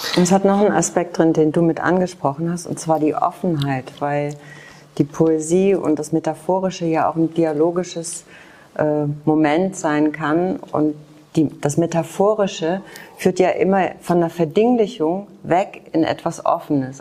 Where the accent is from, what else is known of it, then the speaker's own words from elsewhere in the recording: Germany; also born or lived in Leipzig; ich bin in der DDR groß geworden